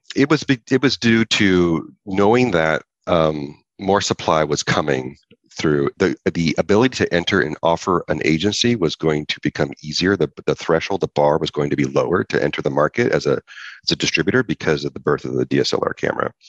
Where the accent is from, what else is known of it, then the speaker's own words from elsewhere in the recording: Lodi, California, United States; now in Santa Barbara, United States; i was from Northern California, a small little town called Lodi.